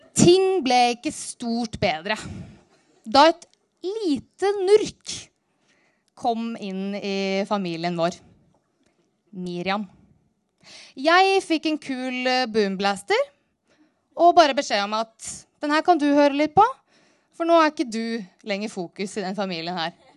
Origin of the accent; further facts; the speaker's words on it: Narvik, Nordland, Norway; Jeg vokste opp helt nord i Nord-Norge, innerst inne i Ofotfjorden, i en by som heter